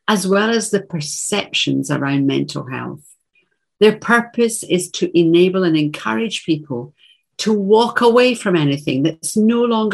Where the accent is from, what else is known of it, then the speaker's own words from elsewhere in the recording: Glasgow, Scotland, United Kingdom; Russell is a short, broad Glaswegian from my hometown